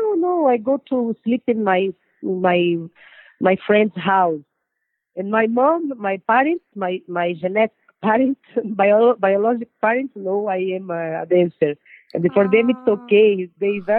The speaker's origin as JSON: {"language": "English", "region": "São Paulo", "country": "Brazil", "tie": "born or raised there", "second_language": "English", "said": "I'm from São Paulo."}